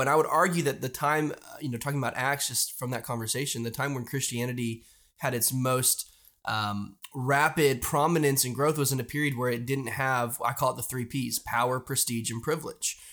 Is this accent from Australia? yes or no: no; United States; I love being American, I love being in this country